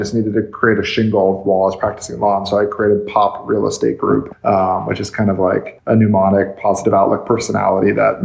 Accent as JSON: {"language": "English", "town": "Palm Springs", "region": "California", "country": "United States", "tie": "born or raised there", "said": "I'm born and raised in Palm Springs, third generation. My family's been here for 50 years."}